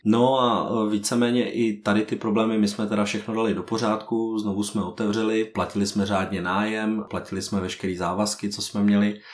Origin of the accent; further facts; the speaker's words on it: Prague, Czechia; ptal se, odkud jsme. A my jsme říkali, že jsme z Prahy